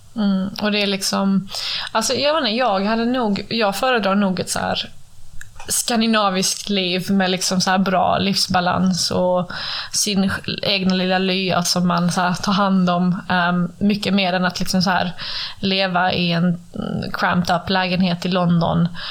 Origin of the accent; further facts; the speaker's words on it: Sweden; jag jobbar ju hemma i Sverige nu